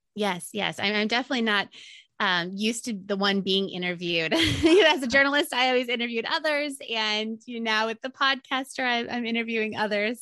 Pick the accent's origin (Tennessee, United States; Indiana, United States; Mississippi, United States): Indiana, United States; moved away as an adult; also born or lived in Maryland; I'm from Indiana and um, didn't know anyone on the East Coast